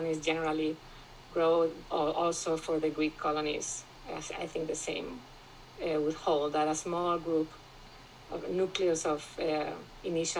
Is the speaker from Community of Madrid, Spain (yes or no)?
yes; Madrid, Community of Madrid, Spain; I grew up in Spain. My father is from Cordoba in southern Spain. And I grew up in Madrid